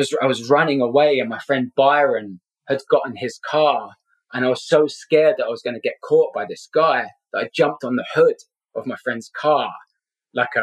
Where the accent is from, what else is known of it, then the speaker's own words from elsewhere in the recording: London, United Kingdom; moved away as an adult; also born or lived in Scotland; now in Southern California, United States; I'm originally from Scotland, but grew up in London. Been in the States for 12 years now